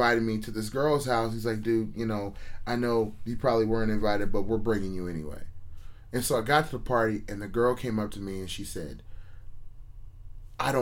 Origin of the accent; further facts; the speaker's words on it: Menlo Park, California, United States; I grew up in Menlo Park.